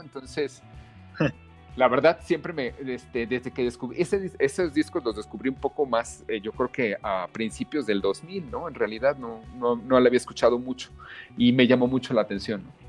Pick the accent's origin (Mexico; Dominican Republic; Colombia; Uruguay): Mexico; de niño en México